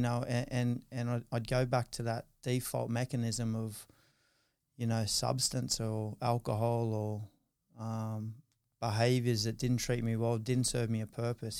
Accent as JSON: {"language": "English", "town": "Newcastle", "region": "New South Wales", "country": "Australia", "tie": "born or raised there", "said": "I grew up in, in Newcastle, um, went to school, Saint Teresa's in New Lambton, Saint Pius in Adams Town, Saint Francis Xavier in Hamilton"}